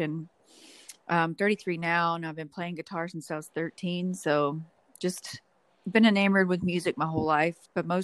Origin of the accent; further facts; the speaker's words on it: Memphis, Tennessee, United States; from Memphis, Tennessee